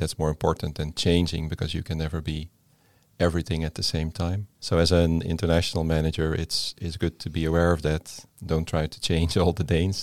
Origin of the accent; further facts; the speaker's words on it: Netherlands; moved away as an adult; now in Denmark; I come from the Netherlands.